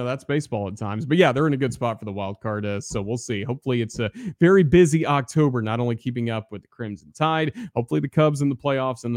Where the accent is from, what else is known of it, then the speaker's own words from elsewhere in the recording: Bristol, Tennessee, United States; moved away; I'm from Tennessee originally. I'm from around Bristol Motor Speedway